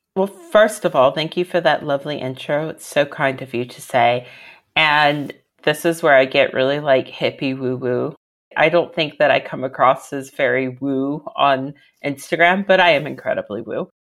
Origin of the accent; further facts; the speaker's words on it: Reston, Virginia, United States; moved away as an adult; now in London, United Kingdom; I'm from Reston, Virginia, which is the northern part of Virginia